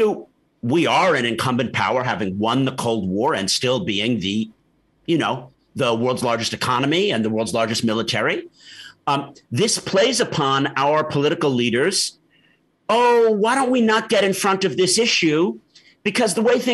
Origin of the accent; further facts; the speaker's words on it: New York City, New York, United States; moved away as an adult; also born or lived in Massachusetts / Beirut / Syria / Oxford; as a New Yorker